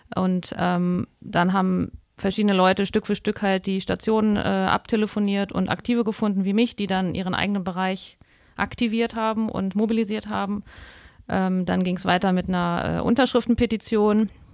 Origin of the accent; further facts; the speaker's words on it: Germany; bei uns in Deutschland